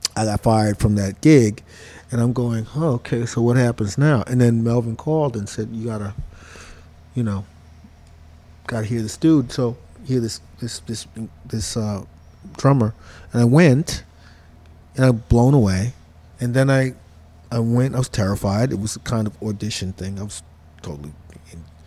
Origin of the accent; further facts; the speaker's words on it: New York City, New York, United States; I grew up in Crown Heights